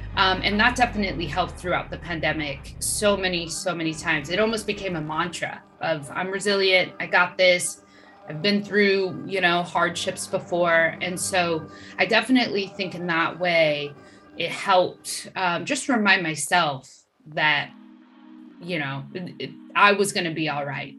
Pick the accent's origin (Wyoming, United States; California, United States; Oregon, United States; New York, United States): California, United States; Sacramento; moved away as an adult; also born or lived in Los Angeles; I moved during the pandemic from LA back to my hometown and bought a house.